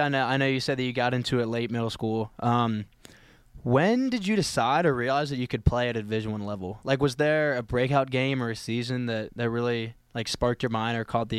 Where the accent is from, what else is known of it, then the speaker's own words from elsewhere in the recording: Richmond, Virginia, United States; Yeah, I'm from Richmond, Virginia